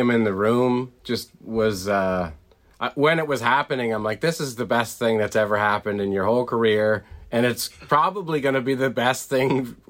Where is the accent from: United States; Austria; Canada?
Canada; Being Canadian